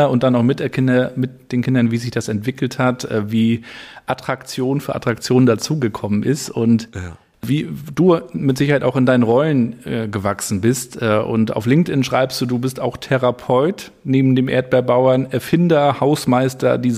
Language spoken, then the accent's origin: German; Rostock, Mecklenburg-Vorpommern, Germany; natürlich ähm, als Rostocker miterlebt, wie Karls auch entstanden, was heißt entstanden ist